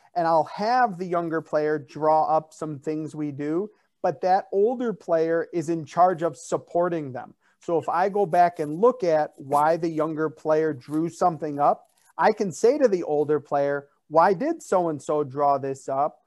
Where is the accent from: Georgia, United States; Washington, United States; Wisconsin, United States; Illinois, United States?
Illinois, United States; Chicago; I'm from Chicago